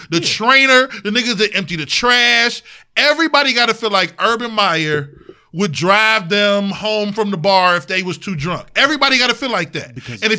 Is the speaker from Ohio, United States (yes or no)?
yes; East Cleveland, Ohio, United States; I'm from East Cleveland.